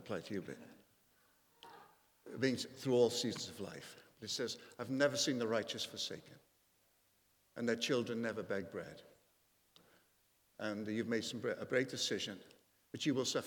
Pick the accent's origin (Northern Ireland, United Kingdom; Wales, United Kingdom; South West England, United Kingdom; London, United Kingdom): Wales, United Kingdom; a 5'9" Welshman